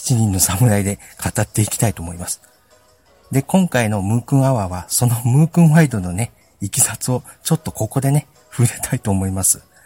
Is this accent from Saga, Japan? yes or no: no; Okayama, Japan; 僕は岡山人なんで